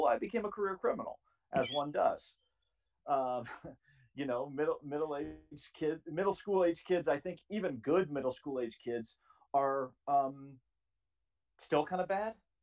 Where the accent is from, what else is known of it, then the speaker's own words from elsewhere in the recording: Charleston, South Carolina, United States; also born or lived in Chattanooga, Tennessee; I grew up in Charleston, South Carolina. I was born in Chattanooga, Tennessee, but we moved to Charleston when I was like 7 or 8 months old